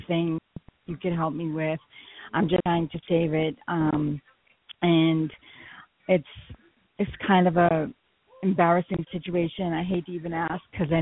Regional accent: Boston, Massachusetts, United States; now in Charlotte, United States; I'm originally from Boston too

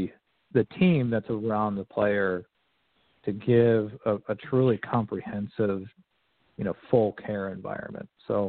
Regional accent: Connecticut, United States; I'm from Connecticut originally. You know, I really haven't lived in the area for very long, for almost 20 years.

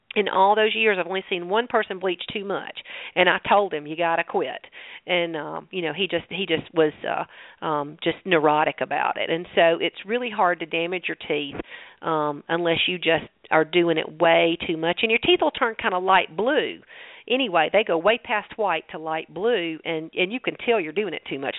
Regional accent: the South, United States; accent: southern; my southern accent.

